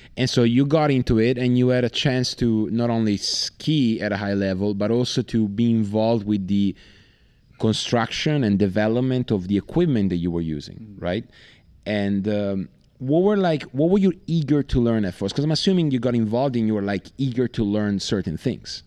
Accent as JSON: {"language": "English", "country": "Italy", "said": "I'm from Italy"}